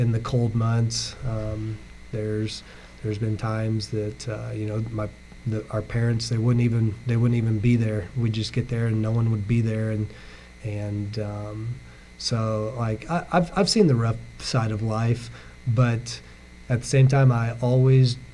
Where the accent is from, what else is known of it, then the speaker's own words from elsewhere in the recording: Aurora, United States; I grew up, I'm from Aurora, so I graduated from Aurora High School